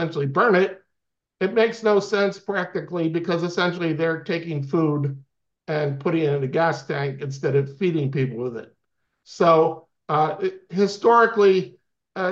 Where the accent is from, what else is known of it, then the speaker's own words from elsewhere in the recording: Swarthmore, Pennsylvania, United States; also born or lived in Briarcliff Manor, New York; now in North Carolina, United States; I grew up in Swarthmore, Pennsylvania, near Philadelphia